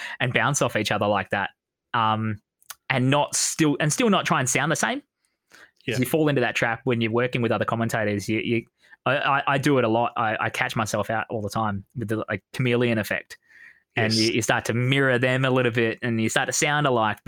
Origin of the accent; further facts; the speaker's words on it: Australia; I'm Australian.